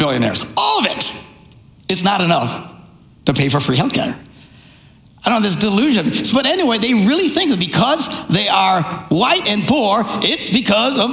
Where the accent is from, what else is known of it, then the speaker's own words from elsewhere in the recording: Neillsville, Wisconsin, United States; I was raised in Neillsville, Wisconsin.